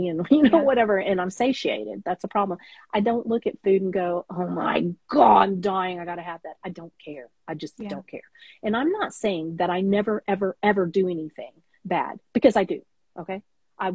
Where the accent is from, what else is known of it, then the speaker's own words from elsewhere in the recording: Texas, United States; I'm a Tex-Mex girl. I'm from Texas